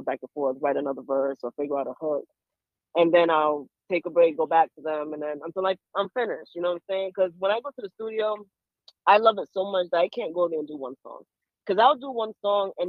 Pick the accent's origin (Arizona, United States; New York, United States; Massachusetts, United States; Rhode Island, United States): Rhode Island, United States; also born or lived in Panama; now in Baltimore, United States; I was born there. I was born in Panama, and I grew up in Rhode Island